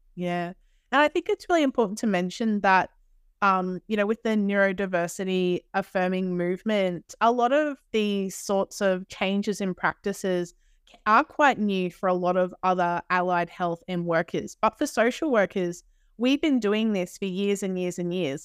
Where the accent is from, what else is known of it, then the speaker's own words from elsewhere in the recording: Australia; accent: Australian; we are from Australia